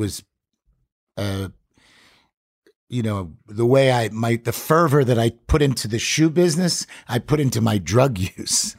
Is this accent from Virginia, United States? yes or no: no; Five Towns, South Shore, Long Island, New York, United States; where I'm from in New York